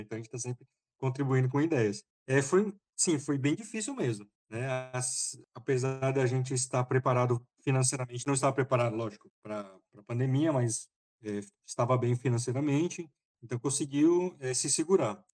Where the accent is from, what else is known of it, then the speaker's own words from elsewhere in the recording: Brazil; also born or lived in São Paulo / Taiwan; now in Fortaleza, Brazil; eu sou brasileiro